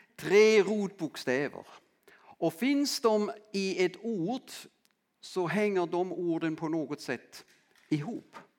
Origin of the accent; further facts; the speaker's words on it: Southern Germany, Germany; accent: German; Swedish is a second language; also born or lived in Landskrona, Sweden; now in Lönsboda, Sweden; jag är född i Tyskland och uppväxt eh, i södra Västtyskland som det då hette